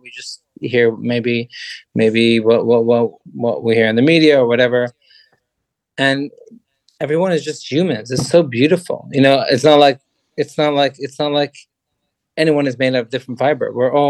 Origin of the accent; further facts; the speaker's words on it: Sweden; I'm from Sweden.